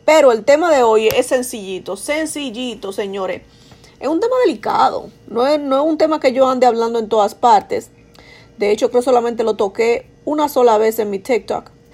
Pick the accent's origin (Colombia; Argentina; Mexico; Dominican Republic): Dominican Republic; accent: Dominican; now in New York, United States; soy dominicana, si no se han dado cuenta por mi acento